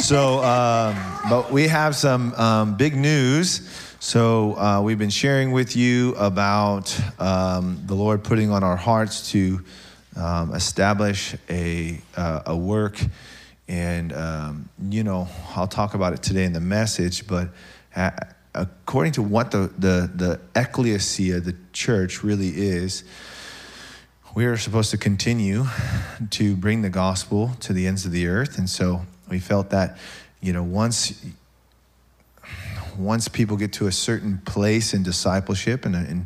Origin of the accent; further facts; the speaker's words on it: Tacoma, Washington, United States; I'm from Tacoma